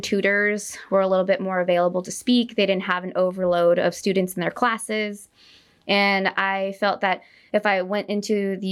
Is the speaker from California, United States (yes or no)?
yes; Stockton, California, United States; now in San Jose, United States; I grew up in Stockton, California